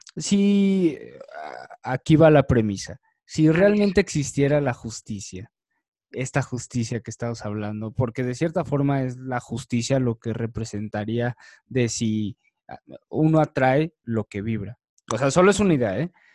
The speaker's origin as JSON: {"language": "Spanish", "country": "Mexico", "said": "más siendo mexicano, más siendo latino"}